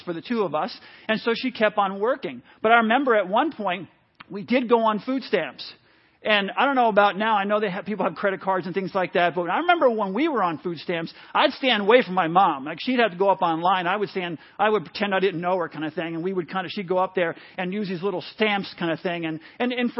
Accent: New City, New York, United States; I grew up in New York for most of my life, moved around up through sixth grade, but landed in New York when I was in, like I say, about sixth grade.

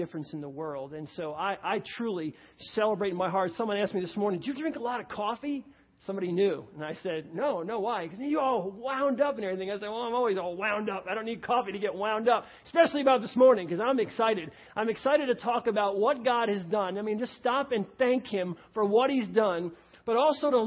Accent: New York, United States; moved away; I come from New York, and so I can talk fast

